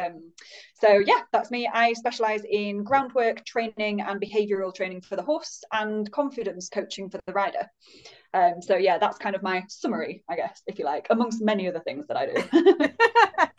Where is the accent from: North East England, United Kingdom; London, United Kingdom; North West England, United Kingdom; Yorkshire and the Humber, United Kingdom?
Yorkshire and the Humber, United Kingdom; also born or lived in Leeds; I'm based in Leeds, so I'm a Yorkshire lass